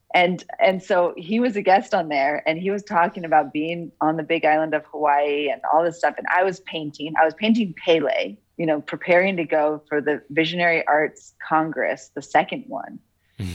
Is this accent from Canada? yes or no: no; Boulder, Colorado, United States; also born or lived in Denver, Colorado / South Florida / Pennsylvania; then we moved to Boulder, Colorado, and that's where I did the rest of my schooling in the Waldorf School